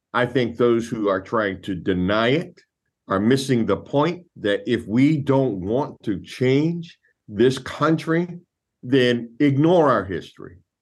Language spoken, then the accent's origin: English; Louisville, Kentucky, United States; I was born and raised in Louisville, Kentucky